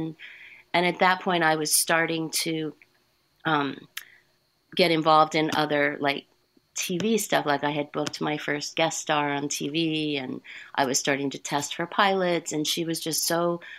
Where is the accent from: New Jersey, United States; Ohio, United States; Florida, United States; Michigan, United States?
Ohio, United States; Dayton; born there; That's right. Yeah. I was born in Dayton, Ohio.